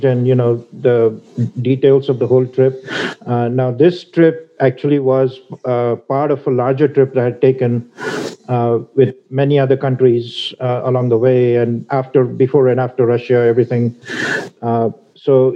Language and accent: English; India; moved away; I'm from India originally